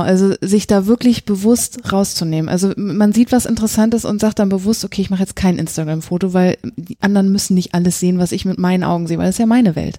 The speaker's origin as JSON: {"language": "German", "region": "East Germany", "country": "Germany", "said": "Ich komme aus dem Osten"}